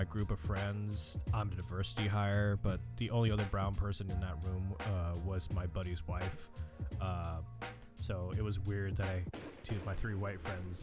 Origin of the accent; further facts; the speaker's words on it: California, United States; I grew up in California